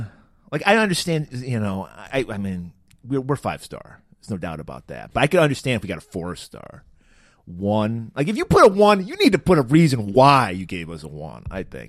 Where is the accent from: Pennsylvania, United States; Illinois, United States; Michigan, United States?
Michigan, United States; Pontiac; my hometown of Pontiac